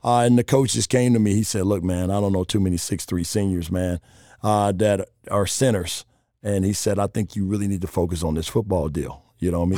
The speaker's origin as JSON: {"language": "English", "town": "Chicago", "region": "Illinois", "country": "United States", "tie": "born or raised there", "also_born_or_lived": "Charlotte / Las Vegas", "moved": "as an adult", "said": "I grew up on the South Side, right in the city"}